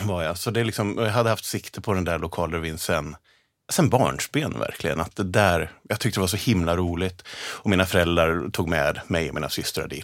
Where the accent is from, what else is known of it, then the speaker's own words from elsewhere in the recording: Vedevåg, Örebro County, Sweden; Jag är från Örebrotrakten, norr om ah, okay. Örebro, En liten, liten by som heter Vedevåg ute på landet